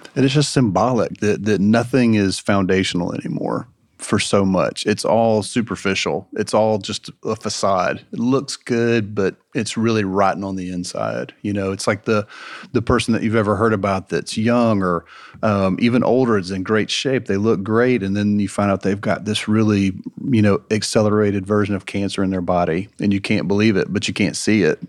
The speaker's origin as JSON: {"language": "English", "town": "Marietta", "region": "Georgia", "country": "United States", "tie": "born or raised there", "said": "growing up in Marietta, in um, you know a kind of current culture and going to visit cousins in Villarica, Georgia"}